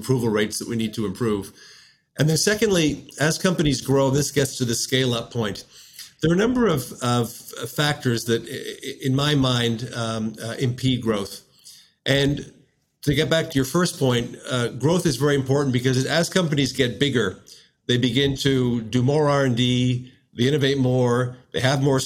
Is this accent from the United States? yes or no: no; Canada